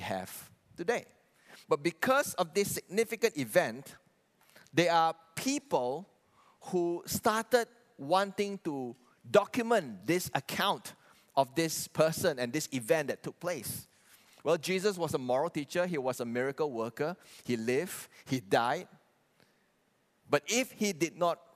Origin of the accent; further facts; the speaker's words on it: Kuching, Sarawak, Malaysia; I was raised and born in Kuching.